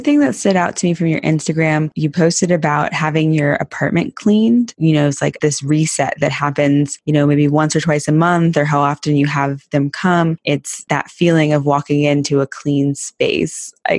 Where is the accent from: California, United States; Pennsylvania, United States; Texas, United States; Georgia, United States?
Texas, United States; I'm from Texas and I didn't grow up with horses